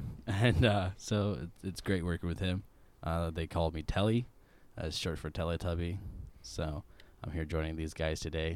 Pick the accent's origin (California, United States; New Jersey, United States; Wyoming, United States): Wyoming, United States; moved away as an adult; also born or lived in Nebraska / South Carolina; now in Missouri, United States; So I was not born and raised in Wyoming. I was born in Nebraska and then I lived in Wyoming for a couple years, and then I was in like South Carolina for a couple more years, and then I finally like moved back to Wyoming. And that's where I stayed, and I was like eight.